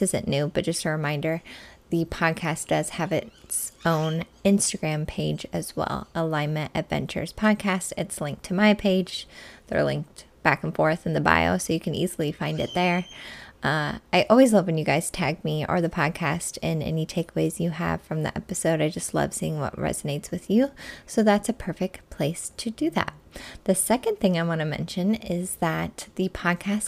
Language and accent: English; Midwest, United States; now in Arizona, United States; where I grew up in the Midwest